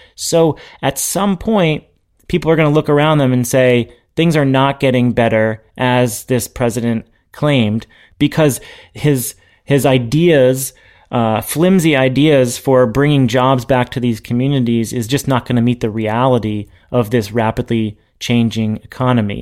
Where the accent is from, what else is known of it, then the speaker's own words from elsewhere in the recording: New Hampshire, United States; now in Massachusetts, United States; I'm from New Hampshire